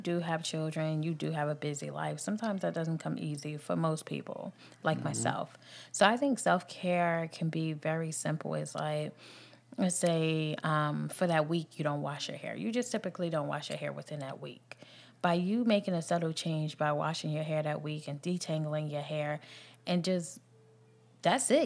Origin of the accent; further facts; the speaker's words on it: New Jersey, United States; now in the South, United States; I'm from New Jersey